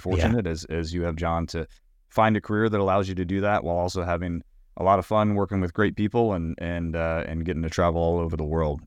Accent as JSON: {"language": "English", "town": "Knoxville", "region": "Tennessee", "country": "United States", "tie": "born or raised there", "also_born_or_lived": "Richmond, Virginia", "said": "I'm originally from Knoxville, Tennessee. I grew up there"}